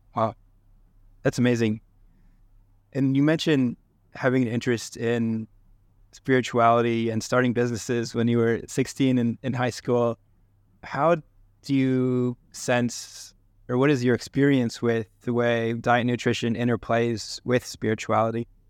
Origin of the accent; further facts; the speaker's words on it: New Hampshire, United States; I grew up in New Hampshire